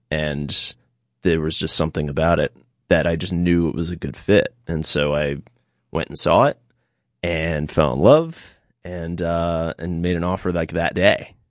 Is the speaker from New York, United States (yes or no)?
yes; New York City, New York, United States; moved away as an adult; now in Catskills, United States; I was born and raised in New York City.